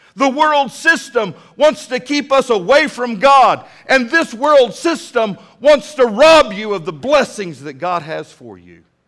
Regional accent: Midland, Texas, United States; now in Fort Smith, United States; When I was a little bitty boy growing up in Midland, Texas

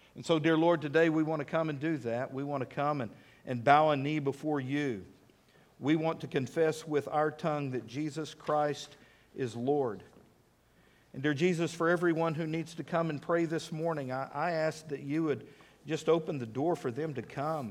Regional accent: United States; I'm American through and through

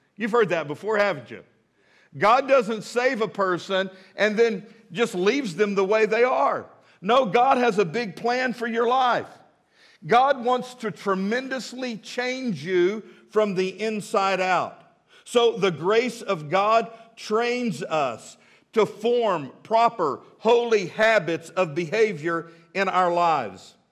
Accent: Midland, Texas, United States; now in Fort Smith, United States; I grew up in Midland, Texas.

